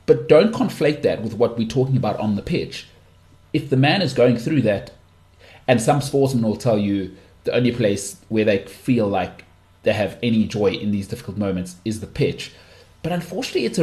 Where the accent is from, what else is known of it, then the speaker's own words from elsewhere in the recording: South Africa; as a South African